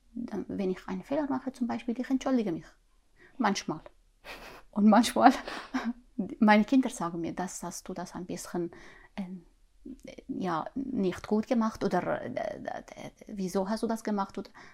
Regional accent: Syria; German is a second language; moved away as an adult; now in Glattbrugg, Switzerland; ich komme aus Syrien

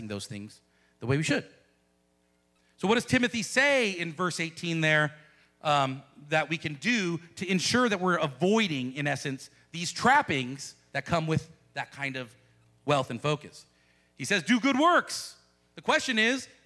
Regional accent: United States; as American Christians

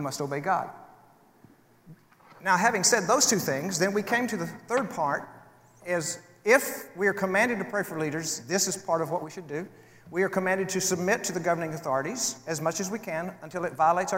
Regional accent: United States; I hold personal values that I prefer as an American citizen

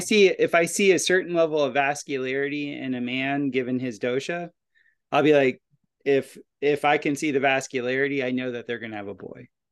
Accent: Florida, United States; I grew up in Florida

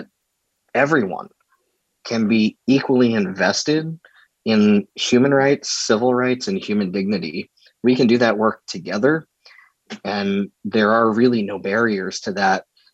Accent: Mesa, Arizona, United States; I grew up in Mesa

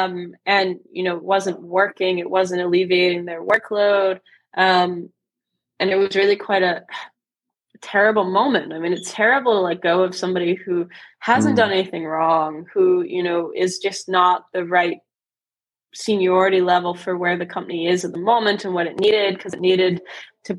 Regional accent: United States; I'm obviously American

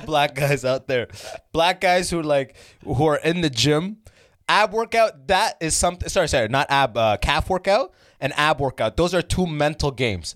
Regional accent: London, Ontario, Canada; London, where I grew up

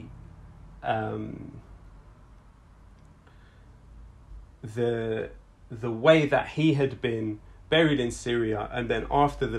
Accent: London, United Kingdom; we're from London

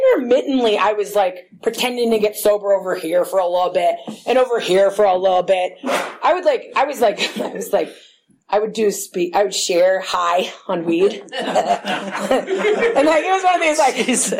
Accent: Berkeley, California, United States; I grew up in Berkeley

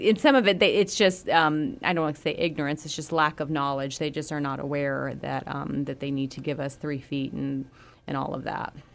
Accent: Florida, United States; moved away; I grew up with gators in Florida

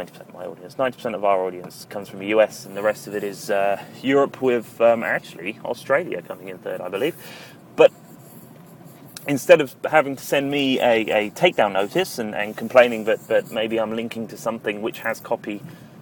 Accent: United Kingdom; being a British citizen

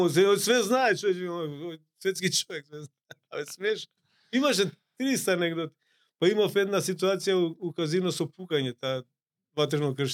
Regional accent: North Macedonia; само кај нас во Македонија.

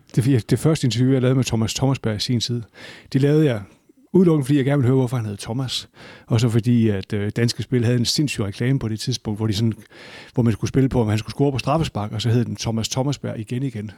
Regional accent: Aalborg, North Denmark Region, Denmark; altså jeg kommer fra Aalborg, og jeg har været på Aalborg Stadion siden midten af 70'erne

